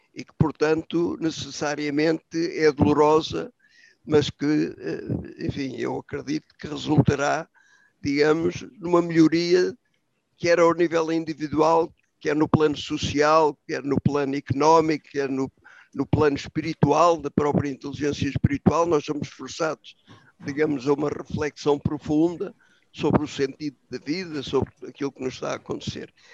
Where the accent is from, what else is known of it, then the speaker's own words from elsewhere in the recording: Portugal; como portugueses